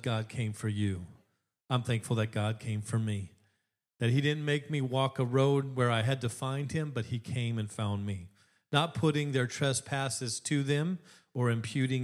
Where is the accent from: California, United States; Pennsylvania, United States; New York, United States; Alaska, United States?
Alaska, United States; When I was growing up in Alaska